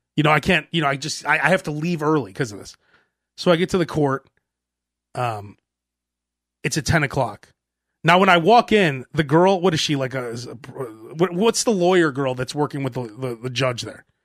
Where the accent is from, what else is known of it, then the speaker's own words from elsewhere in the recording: Chicago, Illinois, United States; I grew up in Chicago